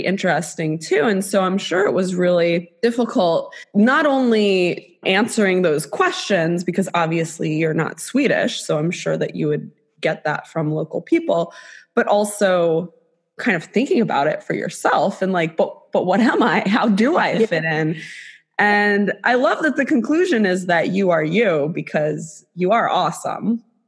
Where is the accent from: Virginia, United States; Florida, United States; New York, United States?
Florida, United States; South; I'll say that I'm from Florida